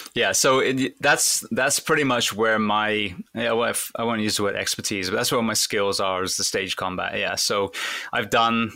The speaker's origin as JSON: {"language": "English", "region": "England", "country": "United Kingdom", "tie": "born or raised there", "said": "I wanted to be a fireman growing up in England"}